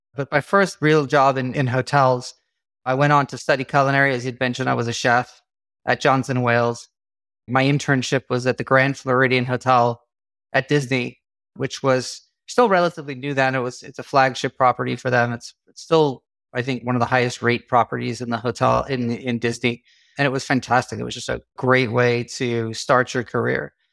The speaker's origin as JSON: {"language": "English", "country": "South Africa", "tie": "born or raised there", "moved": "yes", "said": "we grew up in South Africa"}